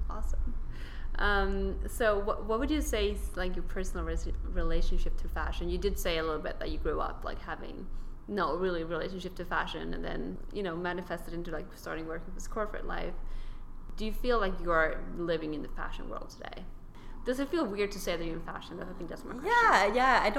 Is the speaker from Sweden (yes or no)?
yes; Sweden; I mean, I come from Sweden